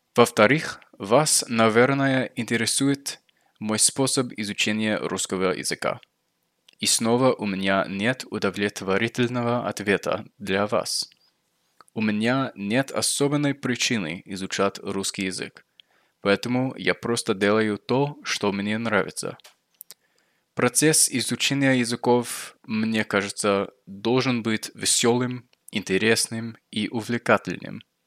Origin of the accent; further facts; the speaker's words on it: United States; accent: American; Russian is a second language; мой акцент американский, и поэтому вот я американец